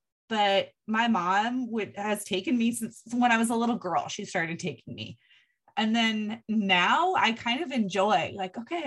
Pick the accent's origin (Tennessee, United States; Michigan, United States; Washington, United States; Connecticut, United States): Washington, United States; I grew up in Washington State